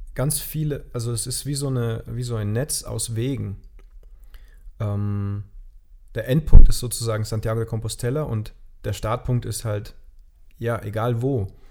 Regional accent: Germany; moved away; ich bin dann in meine Heimat nach Gerweiler gefahren mit meinem Bus

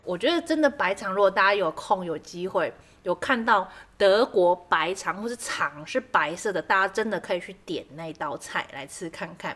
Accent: Kaohsiung, Taiwan; 因为我是南部人，我们在高雄

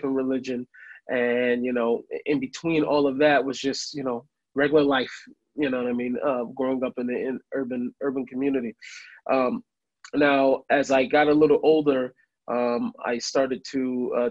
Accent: Seattle, Washington, United States; moved away as an adult; now in Jerusalem, Israel; I grew up in Seattle

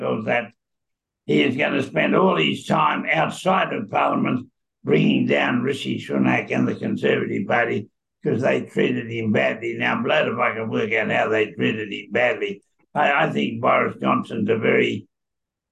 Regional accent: Australia; also born or lived in Queensland; I'm an Australian who is happily living in Queensland, but I'm an Aussie.

